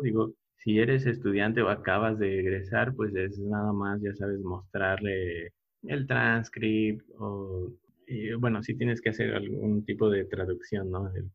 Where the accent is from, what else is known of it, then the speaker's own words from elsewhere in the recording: Puebla, Mexico; moved away as an adult; also born or lived in Indonesia; now in Oaxaca, Mexico; soy originario de Puebla